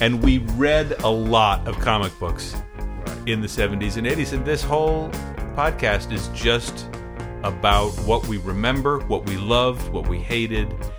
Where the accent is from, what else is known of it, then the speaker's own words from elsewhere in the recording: Maine, United States; I grew up in Maine